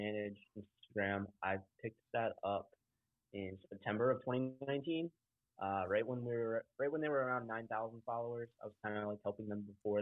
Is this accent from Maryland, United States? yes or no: yes; Ocean City, Maryland, United States; I'm from Maryland, Ocean City, Maryland, if you've ever heard of it, all the way on the East Coast